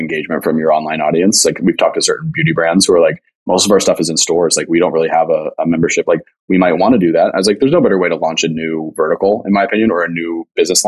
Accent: Las Vegas, Nevada, United States; moved away; also born or lived in Riverside, California / Los Angeles, California; I was born in Riverside, moved to Vegas when I was 3

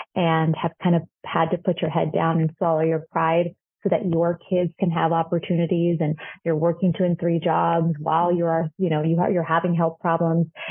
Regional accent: Chile; now in United States; I'm from Chile and in Chile I'm not a I'm not a woman of color

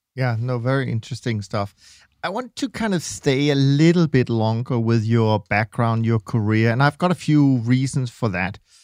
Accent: Denmark; I'm Danish

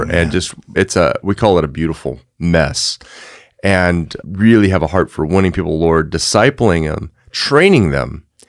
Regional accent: Texas, United States; moved away as an adult; now in California, United States; We came from Texas. There was a tiny team of us. Embarrassingly, Kevin, I hate to say this, but this will show you what a Texan I was.

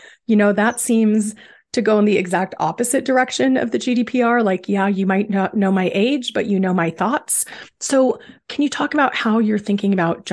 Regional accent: United States; as an American

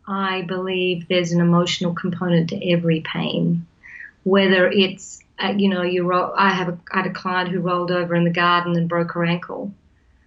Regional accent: New South Wales, Australia; I grew up in New South Wales, Australia, as a country girl on a farm

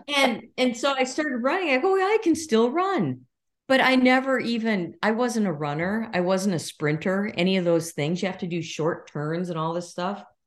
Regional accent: Minnesota, United States; I was raised in Minnesota

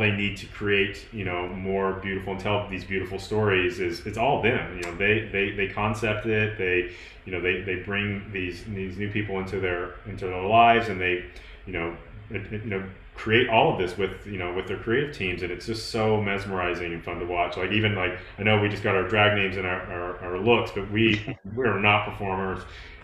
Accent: Tennessee, United States; I'm from Tennessee. It's like go big orange.

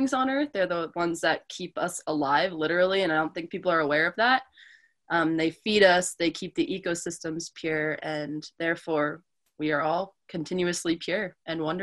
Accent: Delaware, United States; moved away as an adult; now in Montana, United States; I grew up in Delaware, and I grew up in a bubble

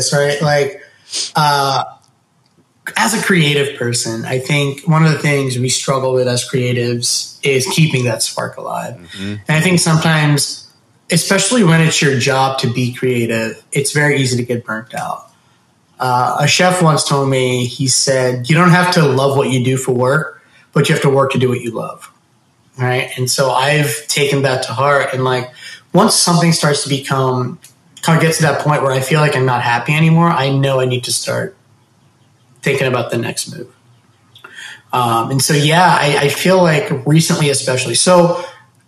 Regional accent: Delaware, United States; moved away as an adult; now in Nashville, United States; being from Delaware

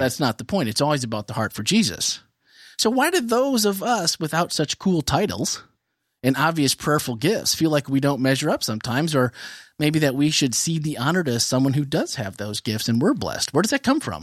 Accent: Midwest, United States; growing up in the Midwest

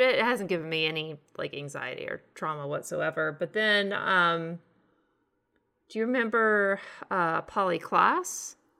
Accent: northern Texas, United States; born or raised there; moved away

